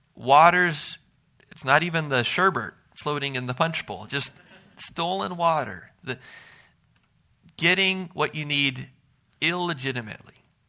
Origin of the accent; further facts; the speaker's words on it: Milwaukee, Wisconsin, United States; growing up in Milwaukee